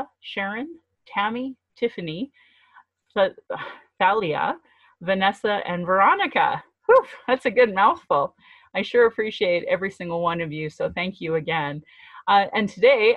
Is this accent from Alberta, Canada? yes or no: yes; Calgary, Alberta, Canada; I was born in Calgary, or in Blackfoot Mohkinstis